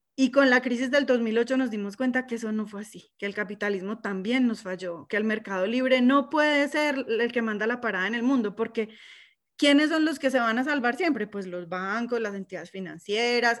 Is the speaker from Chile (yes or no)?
no; Colombia; now in United States; todos somos colombianos porque nacimos ahí